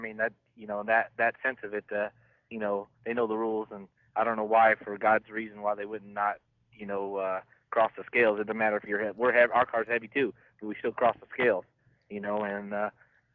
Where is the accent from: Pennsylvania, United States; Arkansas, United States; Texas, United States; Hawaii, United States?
Arkansas, United States; Northwest; where I grew up in Northwest Arkansas